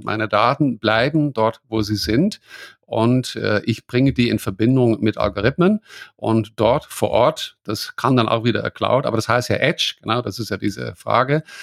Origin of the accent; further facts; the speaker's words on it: Netherlands; now in Bavaria, Germany; ich als Holländer